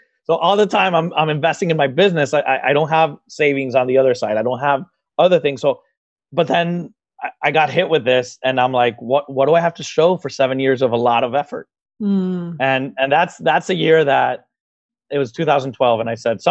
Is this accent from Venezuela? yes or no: yes; Venezuela; moved away as an adult; now in Miami, United States; I'm originally from Venezuela in South America, and I graduated as a process engineer there